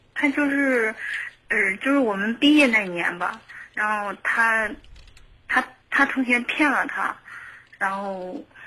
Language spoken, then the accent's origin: Chinese; Henan, China; moved away; 我家也是河南的